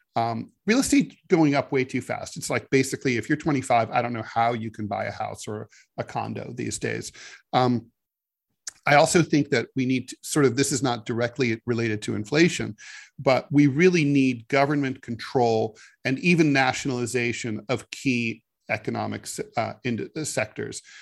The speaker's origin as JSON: {"language": "English", "town": "Dayton", "region": "Ohio", "country": "United States", "tie": "born or raised there", "said": "Frigidaire, which was based in my hometown of Dayton"}